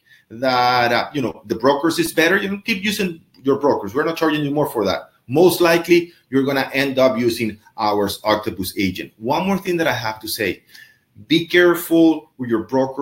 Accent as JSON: {"language": "English", "country": "Venezuela", "moved": "yes", "said": "I'm from Venezuela"}